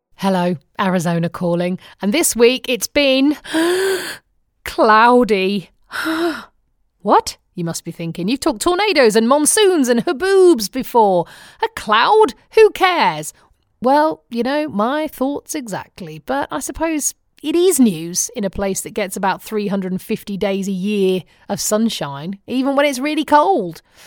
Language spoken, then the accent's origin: English; United Kingdom; accent: British; moved away as an adult; now in United States; my British accent